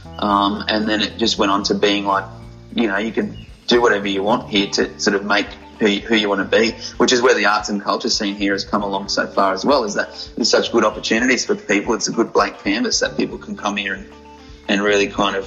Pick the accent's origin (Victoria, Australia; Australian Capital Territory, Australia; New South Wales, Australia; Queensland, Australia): Queensland, Australia; Gold Coast; also born or lived in Queanbeyan / Canberra / Coffs Harbour; I was born in Queanbeyan / Canberra, moved to Coffs Harbour, moved to the Gold Coast when I was about 8 years old or so, nine. So, yeah, been here for quite a long time